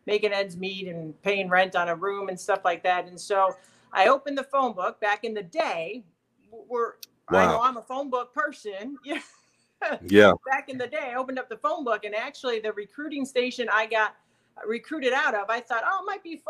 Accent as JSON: {"language": "English", "town": "Wheaton", "region": "Illinois", "country": "United States", "tie": "born or raised there", "said": "I grew up in a small town called Wheaton, Illinois"}